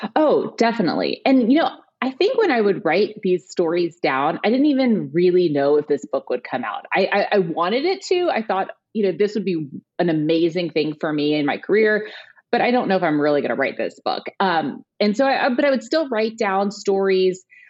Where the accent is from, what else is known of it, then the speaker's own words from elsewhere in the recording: Houston, Texas, United States; I grew up in Houston, Texas